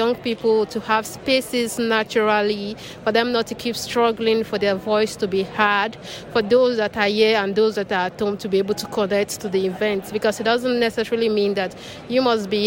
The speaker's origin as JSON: {"language": "English", "country": "Nigeria", "said": "I'm here as a Nigerian youth delegate"}